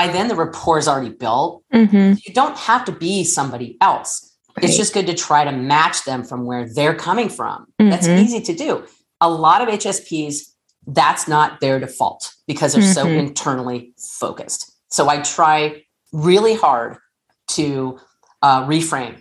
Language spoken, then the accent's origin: English; Southern California, United States; I'm from Southern California